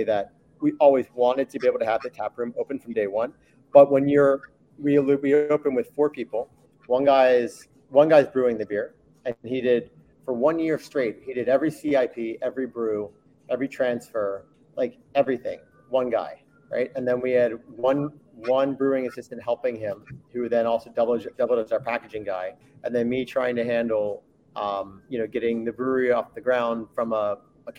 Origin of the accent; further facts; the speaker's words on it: Maryland, United States; also born or lived in New York; now in Basque Country, Spain; I came over here from New York, born in Maryland, spent my early adult life in New York, working in food, and then I moved over with my wife, who's from here